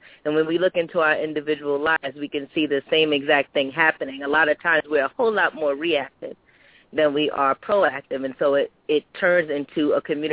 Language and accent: English; New York City, New York, United States; I was born and raised in Brooklyn, New York.